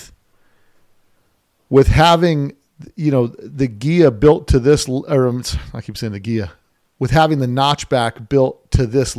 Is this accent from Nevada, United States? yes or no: yes; Las Vegas, Nevada, United States; I'm from Vegas